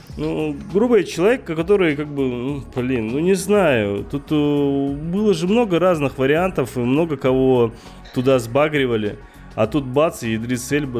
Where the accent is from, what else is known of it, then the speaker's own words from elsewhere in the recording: Dagestan, Russia; сам дагестанец